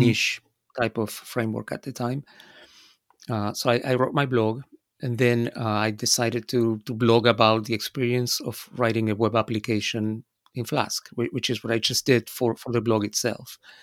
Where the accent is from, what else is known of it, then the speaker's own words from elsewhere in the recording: Buenos Aires, Argentina; moved away as an adult; also born or lived in United States; I was born in Argentina. So all of this was, uh, in Buenos Aires, in my, uh, birth town.